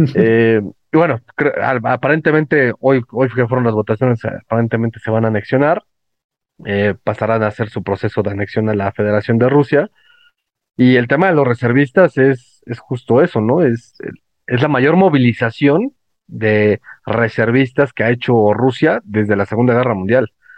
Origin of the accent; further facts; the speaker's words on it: Mexico; como muchísimos mexicanos más